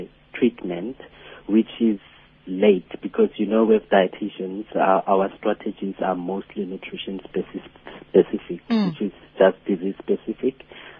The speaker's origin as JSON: {"language": "English", "town": "Lichtenburg", "region": "North West", "country": "South Africa", "tie": "born or raised there", "also_born_or_lived": "KwaZulu-Natal", "moved": "yes", "said": "I'm a 29-year-old and from a small suburban area, Lichtenburg, in the Northwest Province."}